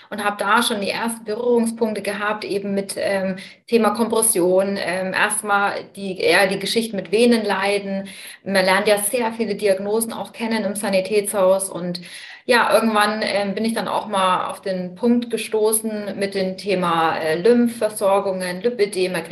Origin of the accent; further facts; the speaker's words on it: Bamberg, Bavaria, Germany; ich komme aus Bamberg